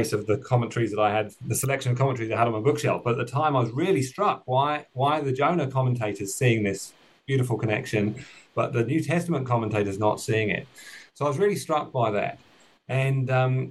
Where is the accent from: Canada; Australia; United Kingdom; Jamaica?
United Kingdom; now in New Zealand; you might have picked up from the accent that I'm originally from the United Kingdom, but I'm now living and working in Aotearoa, New Zealand.